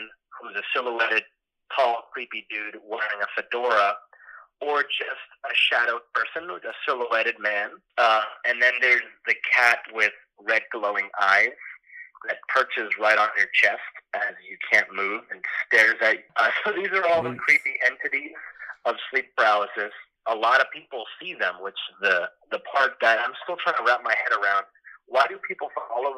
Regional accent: Miami, Florida, United States; moved away as an adult; now in Los Angeles, United States; I'm from Miami, Florida. But now I currently live in Los Angeles

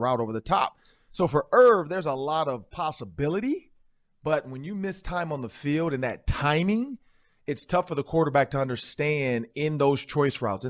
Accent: Detroit, Michigan, United States; I'm from Detroit

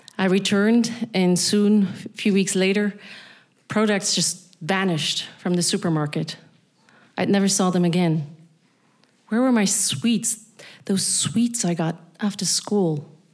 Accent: Berlin, Germany; accent: Berlin; English is a second language; moved away as an adult; also born or lived in Vienna / Transnistria; a then 10 year old, born and raised in East Berlin.

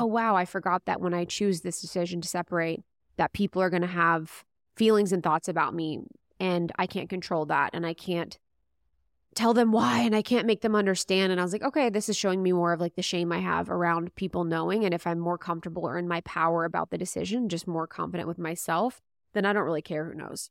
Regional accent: Midwest, United States; we're Catholic, we grew up in Midwest

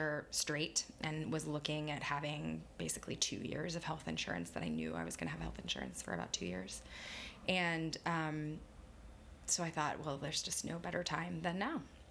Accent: Texas, United States; moved away

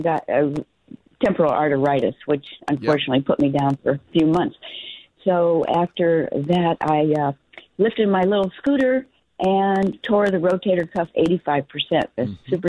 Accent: Palm Springs, California, United States; Palm Springs.

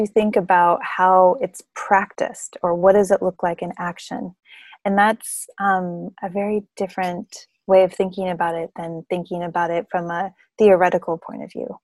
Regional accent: United States; I'm an American

